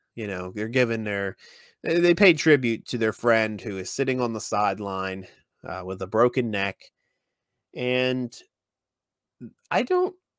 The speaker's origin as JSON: {"language": "English", "region": "West Virginia", "country": "United States", "said": "here in in West Virginia"}